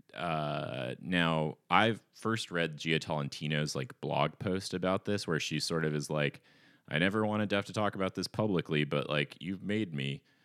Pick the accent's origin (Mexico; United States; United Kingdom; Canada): United States; Ashland, Oregon; there were a lot of crust punks in my hometown